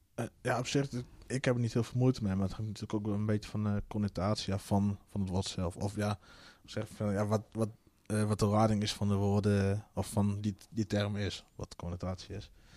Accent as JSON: {"language": "Dutch", "region": "Friesland", "country": "Netherlands", "tie": "born or raised there", "also_born_or_lived": "South America / Colombia"}